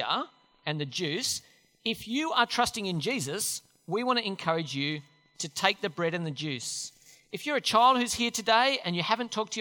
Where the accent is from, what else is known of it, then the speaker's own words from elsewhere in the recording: Australia; Australian Christians